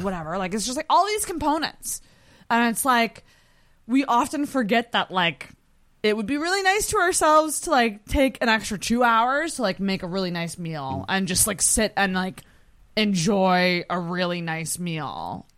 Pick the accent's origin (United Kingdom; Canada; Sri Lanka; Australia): Canada; Antigonish, Nova Scotia; I'm from Anagonish, which is two hours away